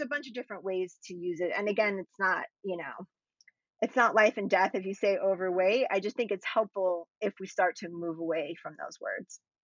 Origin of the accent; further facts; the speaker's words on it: Florida, United States; I grew up in Florida too